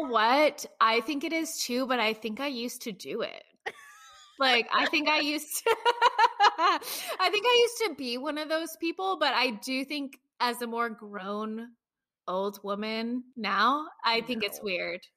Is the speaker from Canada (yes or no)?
no; United States; as an American